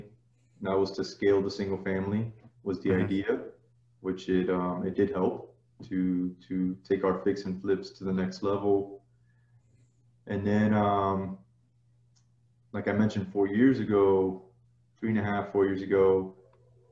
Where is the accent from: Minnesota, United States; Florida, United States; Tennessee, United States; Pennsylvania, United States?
Florida, United States; South; moved away as an adult; now in Dallas, United States; Born and raised in South Florida